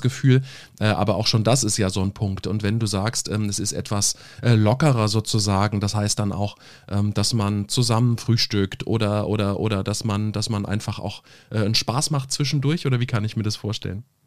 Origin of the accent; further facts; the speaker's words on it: Germany; hier bei uns in Deutschland